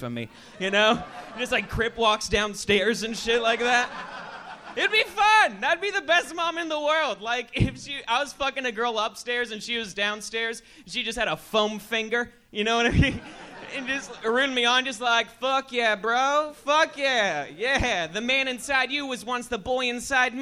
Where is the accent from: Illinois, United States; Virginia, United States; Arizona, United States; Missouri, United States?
Arizona, United States; Phoenix; I'm from Phoenix